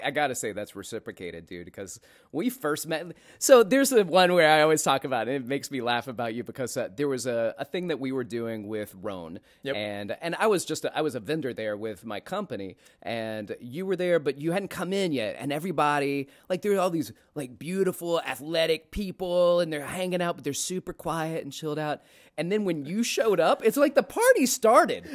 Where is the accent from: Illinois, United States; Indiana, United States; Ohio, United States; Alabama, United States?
Alabama, United States; Florence; moved away as an adult; also born or lived in Atlanta, Georgia; now in New York City, United States; I grew up in Alabama